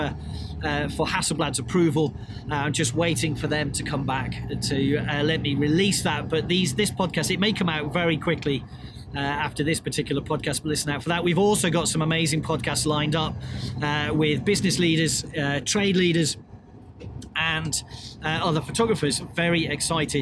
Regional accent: United Kingdom; As a British person

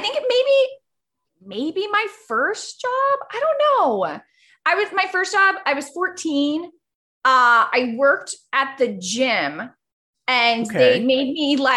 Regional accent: Florida, United States; first language Spanish; English is a second language; moved away; growing up in Florida

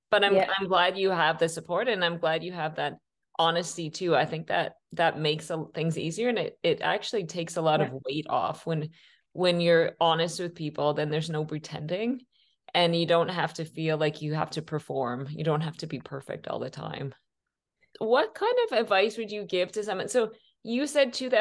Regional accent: Canada; I'm from Canada

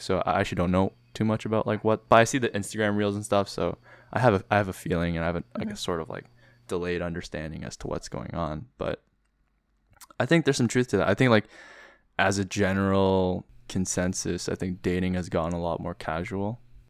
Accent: Vancouver, British Columbia, Canada; born there; Like I was born in Vancouver and I've been back though, unlike you.

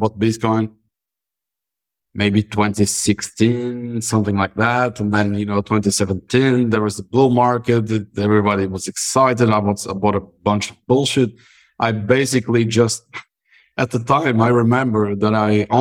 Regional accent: Madeira, Portugal; I'm a Madeiran, born and raised

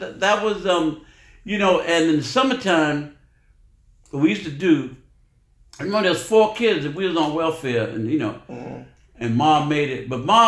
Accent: New York, United States; My address was 1565 Park Avenue, mm-hmm. the corner building on 112th Street and Park Avenue, mm-hmm. and my childhood was special because mm-hmm. I lived right across the street from La Marqueta.

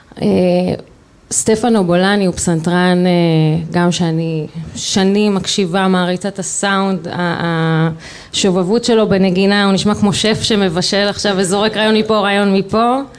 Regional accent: Rehovot, Central District, Israel; אני במקור אה, מרחובות

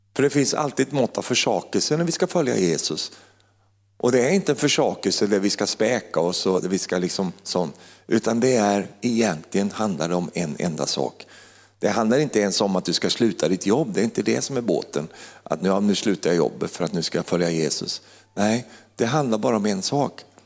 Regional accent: Finnerödja, Örebro County, Sweden; moved away as an adult; also born or lived in Uppsala; lilla Finnerödja där jag kommer ifrån

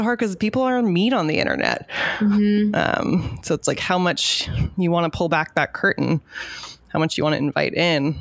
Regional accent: Southern California, United States; I'm from Southern California.

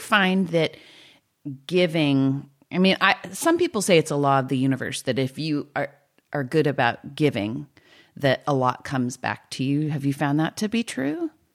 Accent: California, United States; I'm just a Californian

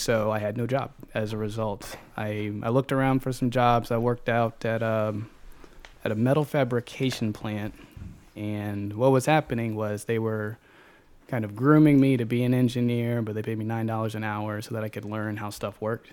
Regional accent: Chesterfield, Virginia, United States; also born or lived in Highland Park; born and raised in Chesterfield, um, elementary, middle, high school out there, and graduated from Monacan High School

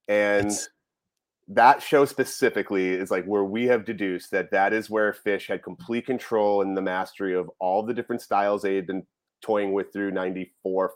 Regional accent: New England, United States; now in Portland, United States; me growing up in New England

